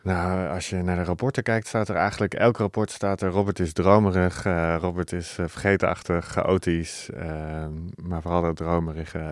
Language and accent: Dutch; 's-Hertogenbosch, North Brabant, Netherlands; moved away as an adult; ik kom uit Den Bosch. daar heb ik 19 jaar gewoond